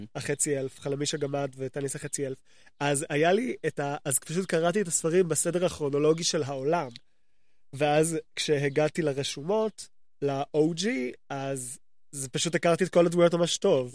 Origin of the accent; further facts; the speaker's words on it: Jerusalem, Jerusalem District, Israel; also born or lived in Gilo, Jerusalem; גדלתי בתור ילד קטן, גדלתי בתלפיות